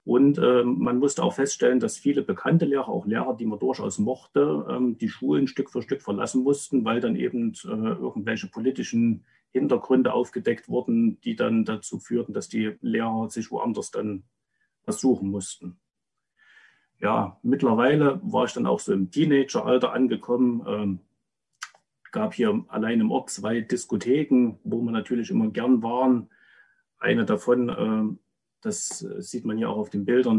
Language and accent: German; Rudolstadt, Thuringia, Germany; 79 in Rudolstadt geboren, habe also noch einen wichtigen Teil meiner Kindheit in der DDR verbracht.